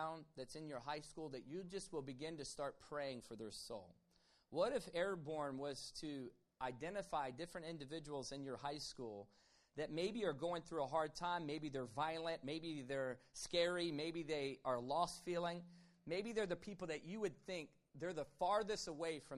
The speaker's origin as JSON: {"language": "English", "region": "Virginia", "country": "United States", "tie": "born or raised there", "said": "growing up in Virginia"}